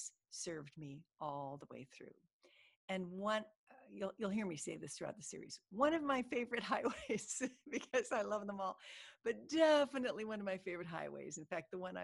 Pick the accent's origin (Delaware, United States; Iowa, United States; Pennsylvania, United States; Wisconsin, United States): Iowa, United States; now in Florida, United States; Growing up in Iowa, summer wasn't all that long